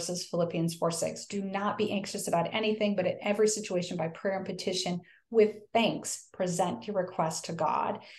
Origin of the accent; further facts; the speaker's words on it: the North, United States; now in the South, United States; I live in the South now. I'm from the North